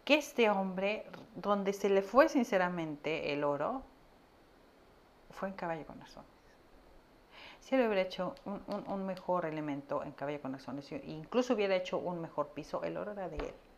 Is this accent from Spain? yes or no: no; Mexico; acá en México